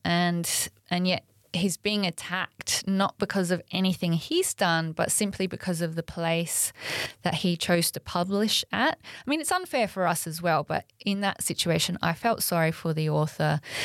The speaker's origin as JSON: {"language": "English", "country": "Australia", "said": "we're Australian"}